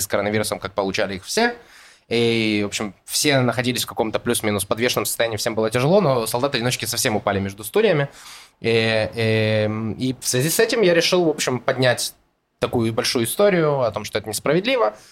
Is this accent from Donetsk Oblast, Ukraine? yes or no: yes; Donetsk, Donetsk Oblast, Ukraine; moved away as an adult; now in Israel; я родился в Украине, в городе Донецк, приехал сюда, э, в Израиль, в 2015 году